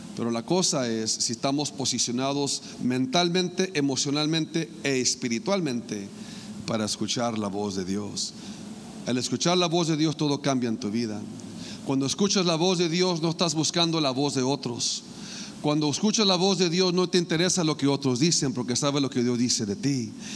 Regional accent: Mexicali, Baja California, Mexico; moved away; allá en Mexicali, en mi tierra sagrada y santa

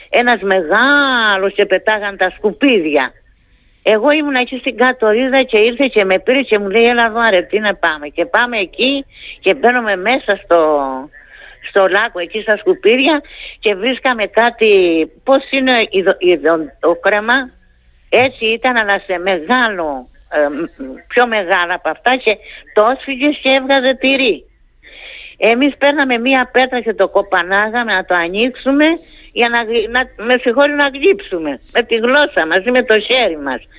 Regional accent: Kastelli, Crete, Greece; moved away; αυτό έφυγα από την Κρήτη και δεν θέλω να ξαναγυρίσω.

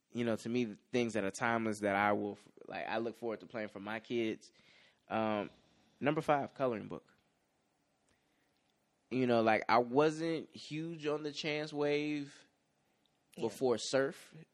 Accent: Chicago, Illinois, United States; And then I'm like from the Chicagoland area, so like the song about juking and the skating ring.

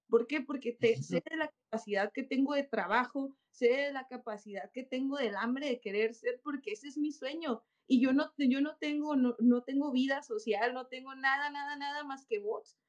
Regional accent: Mexico; la mayoría de las campeonas somos mexicanas

